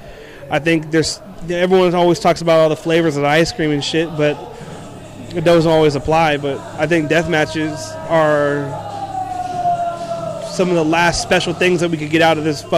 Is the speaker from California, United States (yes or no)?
yes; Bay Area, California, United States; also born or lived in East Coast; I'm from the Bay Area.